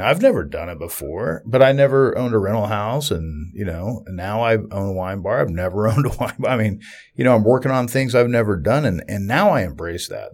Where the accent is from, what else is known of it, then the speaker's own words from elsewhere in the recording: Southeast Kansas, United States; I'm from Southeast Kansas